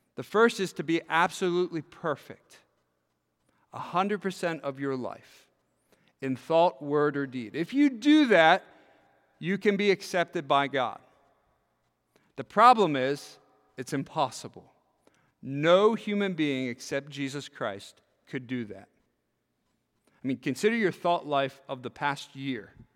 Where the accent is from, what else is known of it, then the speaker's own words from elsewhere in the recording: York, Pennsylvania, United States; when I grew up in York, Pennsylvania